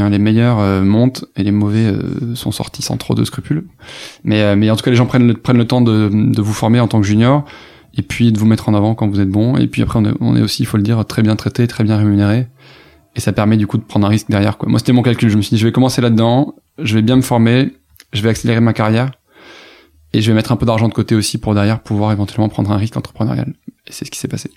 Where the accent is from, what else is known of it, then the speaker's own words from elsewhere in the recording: Toulouse, Occitania, France; moved away as an adult; also born or lived in Cergy-Pontoise; Moi je viens de Toulouse donc je suis du sud-ouest